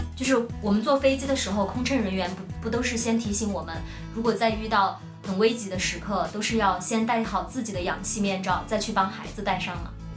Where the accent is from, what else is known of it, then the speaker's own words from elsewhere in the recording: China; 我们就说中国